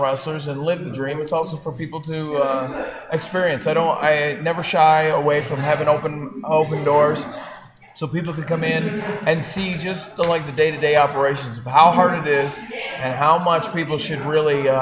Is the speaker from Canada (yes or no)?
yes; New Brunswick, Canada; I grew up in New Brunswick in a small little village I grew up on a farm kind of setting.